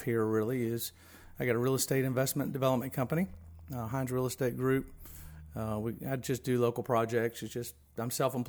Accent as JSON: {"language": "English", "region": "Virginia", "country": "United States", "tie": "born or raised there", "moved": "as an adult", "lives_now": "North Carolina, United States", "said": "Always felt like a Carolina kid living in Virginia."}